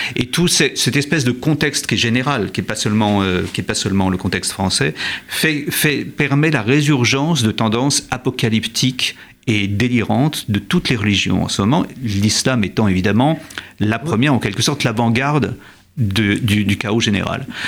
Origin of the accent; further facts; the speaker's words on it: France; chez nous en France